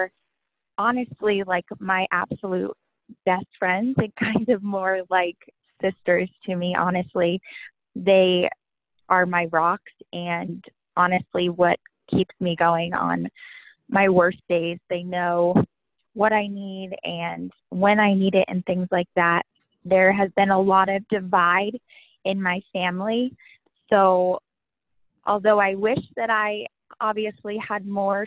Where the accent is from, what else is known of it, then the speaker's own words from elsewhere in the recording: Cumberland, Rhode Island, United States; also born or lived in North Scituate, Rhode Island; I'm still in Rhode Island where I grew up. I just moved towns, but I grew up in Cumberland, Rhode Island